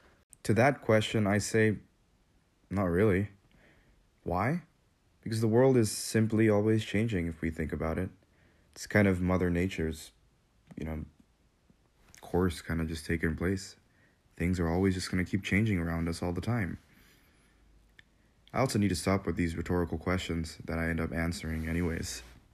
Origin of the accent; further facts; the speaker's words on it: Kathmandu, Bagmati, Nepal; also born or lived in Manila, Philippines; I moved with my dad from Manila to Kathmandu, Nepal, where I lived for most of my life.